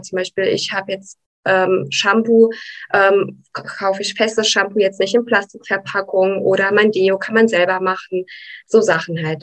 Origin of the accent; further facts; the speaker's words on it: Brașov, Brașov County, Romania; now in Germany; in Rumänien hatte ich immer einen Hund